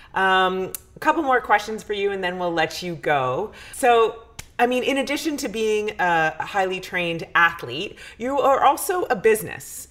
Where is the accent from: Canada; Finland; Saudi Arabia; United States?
Canada; As a Canadian